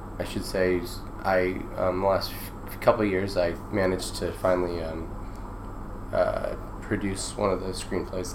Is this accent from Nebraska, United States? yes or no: yes; Omaha, Nebraska, United States; growing up in Omaha, Nebraska